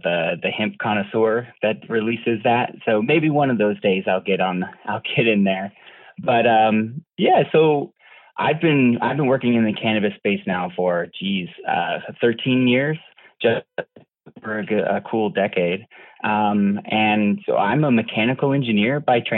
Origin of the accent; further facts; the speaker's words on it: Douglasville, Georgia, United States; moved away; also born or lived in Colorado; Douglasville, Georgia was where I was born. Most of my family is actually all from the South